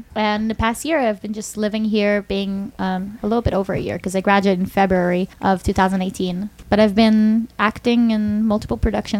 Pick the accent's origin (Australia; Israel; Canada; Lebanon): Israel; moved away; I'm actually originally from Israel.